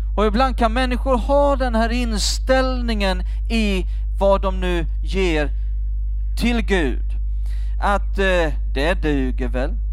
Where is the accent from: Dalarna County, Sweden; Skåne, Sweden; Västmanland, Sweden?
Skåne, Sweden; Jag växte upp i Skåne, där kallar vi det för grisapärer